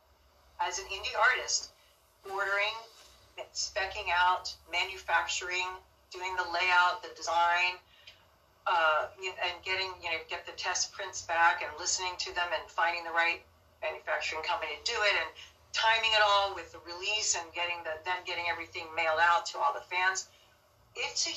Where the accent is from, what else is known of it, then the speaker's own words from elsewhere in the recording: Dayton, Ohio, United States; moved away; I was born in Dayton, Ohio.